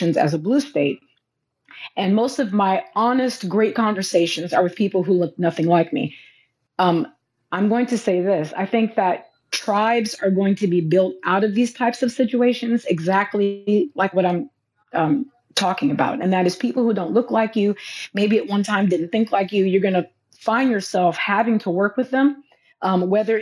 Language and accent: English; Los Angeles, California, United States; now in Louisiana, United States; I'm from Los Angeles